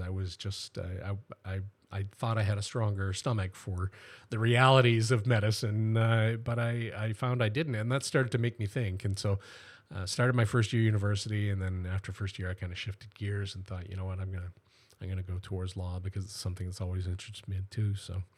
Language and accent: English; Welland, Ontario, Canada; I was born here in Welland and, uh, and grew up here.